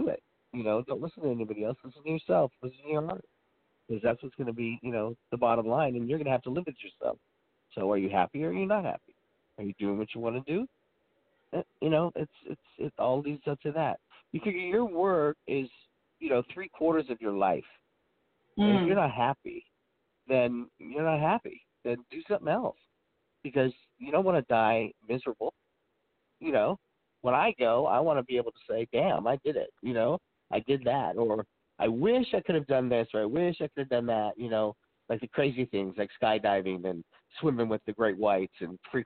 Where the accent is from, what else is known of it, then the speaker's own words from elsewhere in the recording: Oakland, California, United States; I was born in Oakland